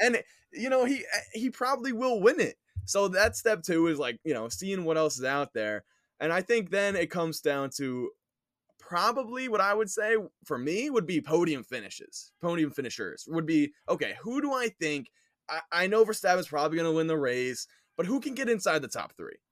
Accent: New York, United States; I grew up in New York, am living on Long Island right now

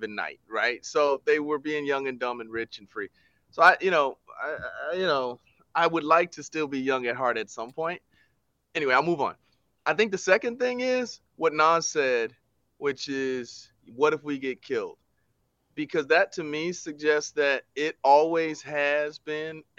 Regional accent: United States; we are American.

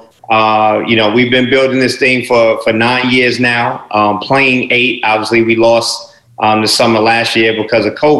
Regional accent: New York, United States; moved away as an adult; also born or lived in Atlanta; growing up in New York

